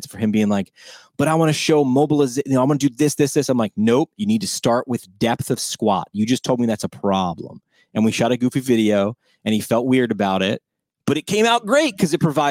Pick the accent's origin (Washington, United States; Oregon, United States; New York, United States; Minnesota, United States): New York, United States; I'm from New York.